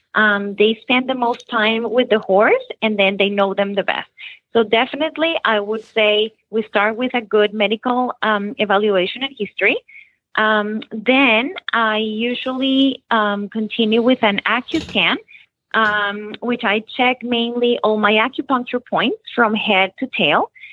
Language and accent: English; Bogotá, Bogotá Capital District, Colombia; moved away as an adult; also born or lived in Nashville, Tennessee, United States; now in Florida, United States; I was born in Nashville, Tennessee, uh, but I was raised in Bogota, Colombia.